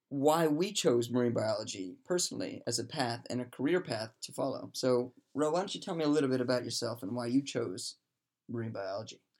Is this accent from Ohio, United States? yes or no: no; Maryland, United States; moved away as an adult; also born or lived in Plymouth, England; from the great state of Maryland, USA.